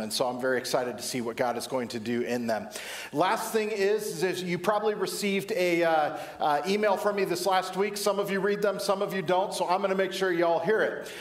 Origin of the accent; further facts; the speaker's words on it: Southern California, United States; When I was a kid, I can remember growing up in Southern California